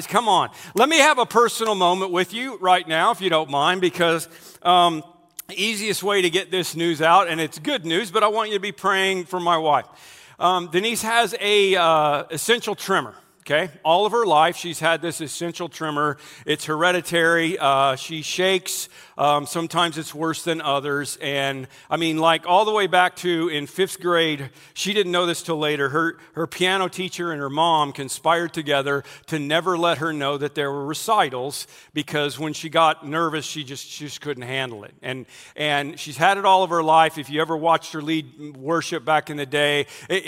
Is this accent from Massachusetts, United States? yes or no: no; Oklahoma, United States; moved away; also born or lived in Missouri; I was born in Missouri. I grew up in Oklahoma